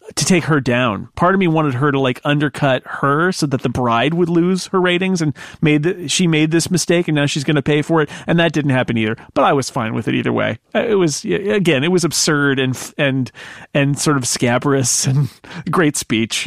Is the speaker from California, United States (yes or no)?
yes; California, United States; being a Californian